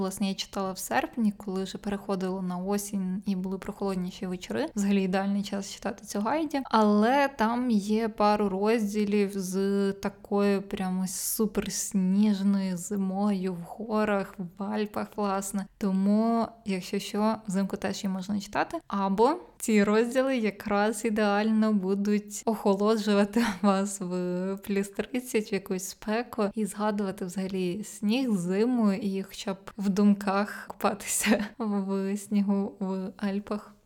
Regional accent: Zakarpattia Oblast, Ukraine; я росла і народилася в Закарпатській області

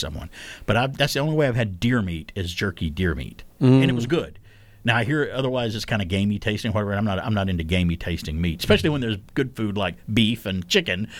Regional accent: Alabama, United States; my home state of Alabama

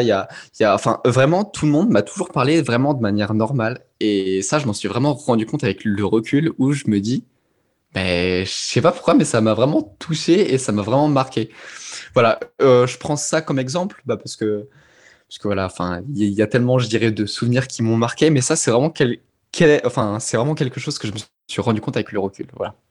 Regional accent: Auvergne-Rhône-Alpes, France; j'ai grandi en Auvergne

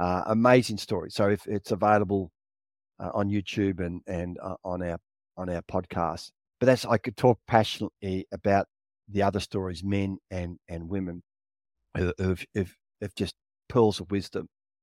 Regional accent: Victoria, Australia; And it's, I remember I grew up in Victoria. My dad would take us camping, me and my two brothers

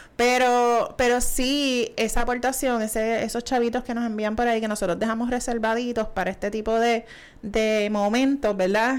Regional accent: Puerto Rico; estamos en Puerto Rico, ¿verdad? Así que somos dos puertorriqueños de pura cepa

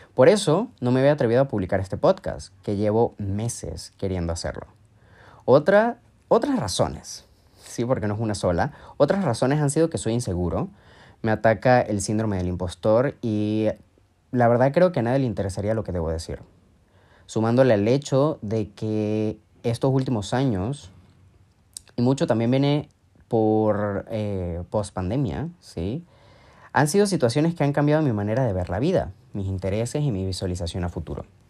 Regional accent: Mérida, Venezuela; moved away as an adult; also born or lived in Ecuador; now in Madrid, Spain; Soy de Venezuela, específicamente de una ciudad llamada Mérida, y desde 2016 he emigrado y vivido en diferentes países. Actualmente vivo en Madrid

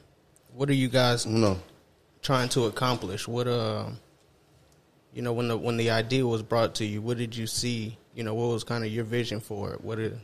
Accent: Killeen, Texas, United States; I'm from Central Texas, Killeen, Texas, military town. That's literally what I knew from first grade till I graduated, and then I dipped up out of there as soon as I could.

